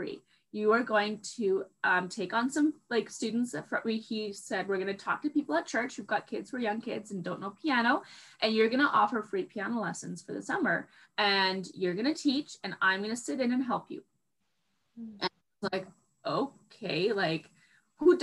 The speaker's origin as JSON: {"language": "English", "town": "Vancouver", "region": "British Columbia", "country": "Canada", "tie": "born or raised there", "moved": "as an adult", "lives_now": "Fort McMurray, Canada", "said": "where I grew up in Vancouver, it's very temperate"}